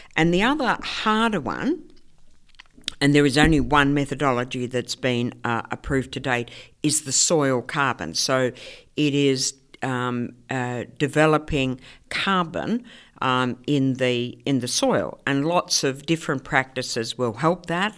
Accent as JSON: {"language": "English", "town": "Melbourne", "region": "Victoria", "country": "Australia", "tie": "born or raised there", "moved": "as an adult", "said": "I came from Melbourne originally from a, you know, uh, working class housing commission suburb in Melbourne, and I came over here when I was, um, eighteen"}